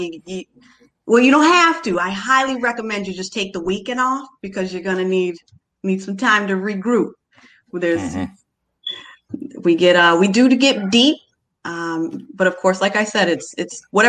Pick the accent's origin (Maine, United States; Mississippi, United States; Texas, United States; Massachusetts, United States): Massachusetts, United States; Cape Cod; moved away as an adult; I'm from the Cape, born and raised on the Cape, but I live off Cape